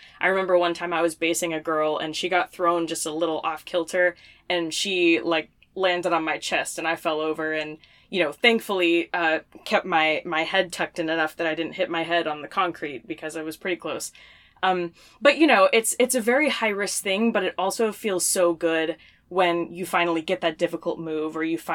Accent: North Carolina, United States; moved away; we're originally from North Carolina

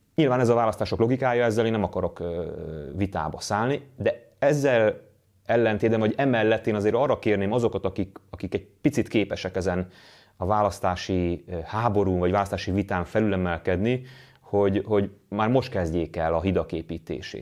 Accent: Hungary; magyarként, magyar társadalomként, magyar nemzetként

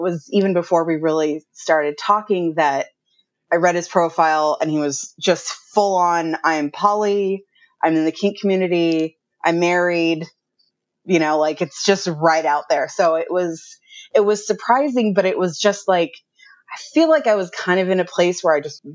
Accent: Southern California, United States; I grew up in Southern California

